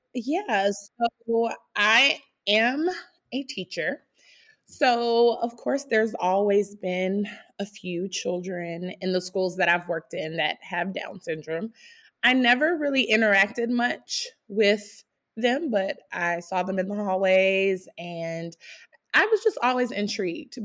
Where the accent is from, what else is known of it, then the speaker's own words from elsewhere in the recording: South Carolina, United States; now in Fishers, United States; I'm from South Carolina. My husband and I both are, but we live in Fishers, Indiana.